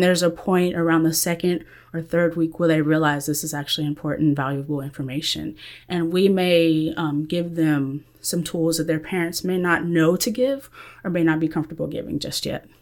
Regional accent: Central Texas, United States; I am from Central Texas area

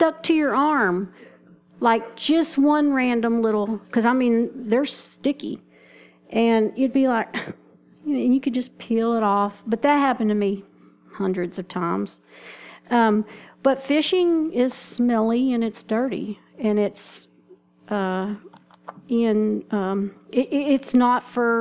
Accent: Texas, United States; moved away; I'm from Texas, so that's what we call them there

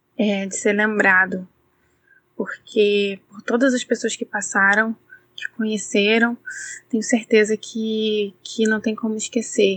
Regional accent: Niterói, Rio de Janeiro, Brazil; eu sou da cidade de Niterói, no Rio

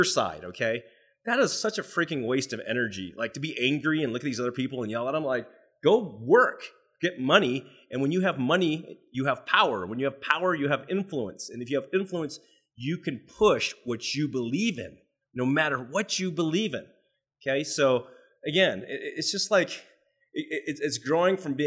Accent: United States; I'm Chinese, right? So you know what? I'm American, but I'm Chinese descent

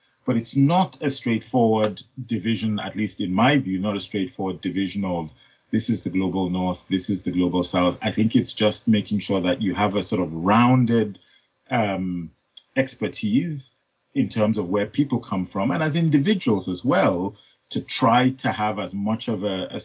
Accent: Nigeria; moved away as an adult; now in United Kingdom; I was born in Nigeria. I was raised in Nigeria. I did my first degree in Nigeria, but I've had all of my working life in the UK.

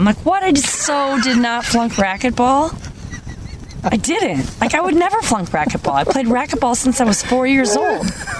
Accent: Missouri, Iowa, Midwest, United States; I lived in Missouri until I was 12. Uh-huh. And then moved to Iowa.

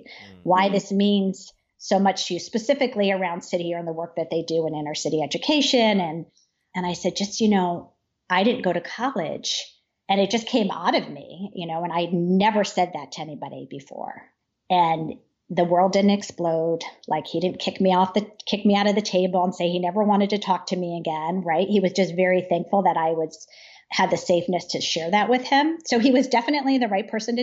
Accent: Trumbull, Connecticut, United States; I grew up in Trumbull

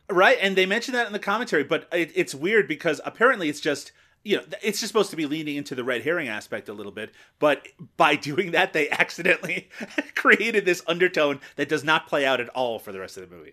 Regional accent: Canada; as a Canadian

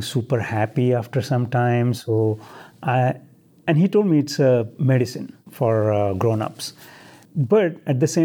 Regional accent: small town close to Mumbai, Maharashtra, India; moved away as an adult; also born or lived in Pune, India; now in Houston, United States; So I'm originally from India. I mm-hmm. was born 1979 in a small town close to Mumbai. I spent first 21 years of my life in India, and that's mm-hmm. where the accent comes from

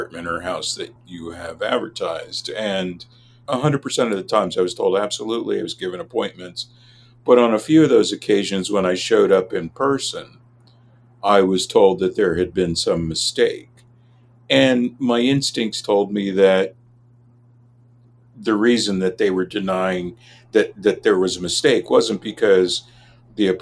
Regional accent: Los Angeles, California, United States; I grew up in Los Angeles

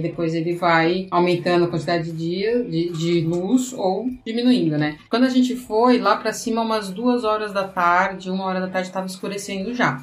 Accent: Brazil; nós somos do Brasil

